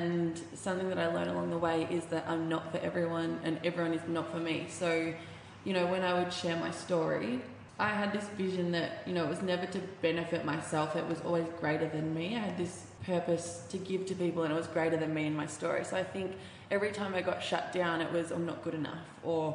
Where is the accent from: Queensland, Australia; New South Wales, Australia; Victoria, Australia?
Victoria, Australia; Bendigo; I'm from Bendigo, which is about an hour and 40 out of Melbourne